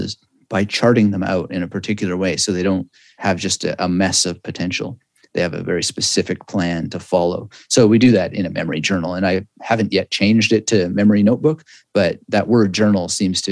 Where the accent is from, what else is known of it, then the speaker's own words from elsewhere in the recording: Canada; I'm Canadian, and you know, in Canada, we have bilingual culture, more or less.